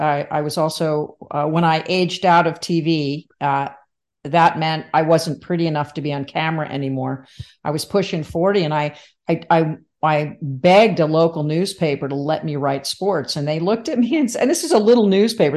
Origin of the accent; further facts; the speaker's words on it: Livingston, New Jersey, United States; also born or lived in Michigan; I was born in Michigan, but I, I did move to Jersey as a, as a two year old. So I grew up in New Jersey